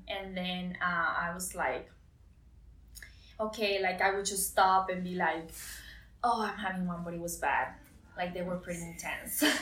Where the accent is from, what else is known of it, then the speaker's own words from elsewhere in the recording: Costa Rica; moved away as an adult; But I'm was born and raised in Costa Rica.